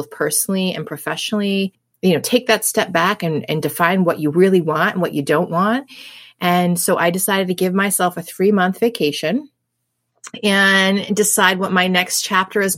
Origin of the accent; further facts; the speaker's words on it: New England, United States; I'm born and raised in New England. I've been here my whole life.